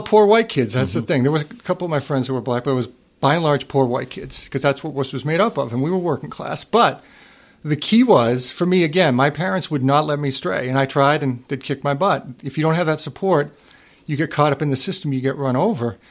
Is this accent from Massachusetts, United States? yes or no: yes; Worcester, Massachusetts, United States; I grew up in Worcester, Mass. My mom still lives there